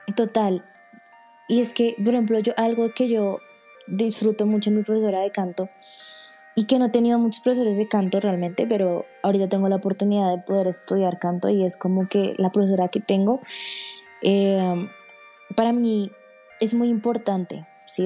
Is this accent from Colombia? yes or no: yes; Colombia; soy de Colombia